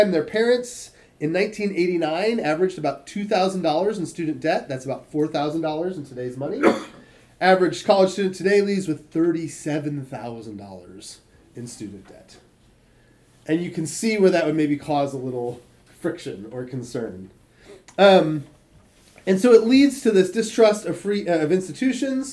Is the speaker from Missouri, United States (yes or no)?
no; Michigan, United States; When I was a kid, I grew up in Michigan